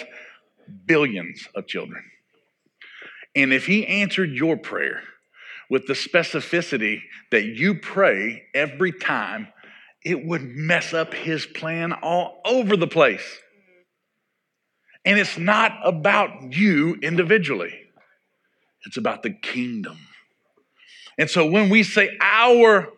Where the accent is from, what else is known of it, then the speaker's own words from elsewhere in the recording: Arkansas, United States; growing up in Arkansas